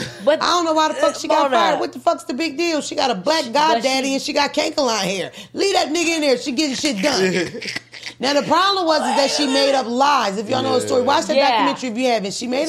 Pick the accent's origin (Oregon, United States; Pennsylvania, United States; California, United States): Pennsylvania, United States; Philadelphia; I'm from North Philly, the land of the Puerto Ricans and the Dominicans. That's how they talk, period.